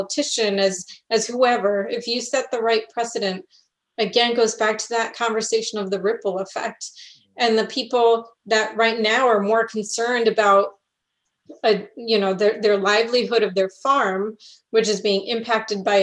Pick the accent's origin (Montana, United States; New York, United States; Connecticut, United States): Connecticut, United States; I grew up in Connecticut, which is a beautiful state